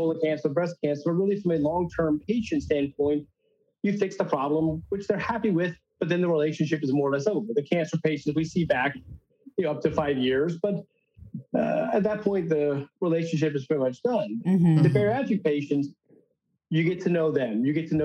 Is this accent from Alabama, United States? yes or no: yes; Birmingham, Alabama, United States; also born or lived in Copenhagen, Denmark / Florida; Family immigrated to Birmingham, Alabama when I was 8